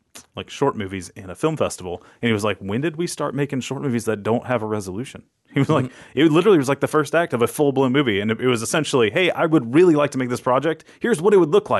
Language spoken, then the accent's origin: English; Fort Lauderdale, Florida, United States; I grew up in Fort Lauderdale.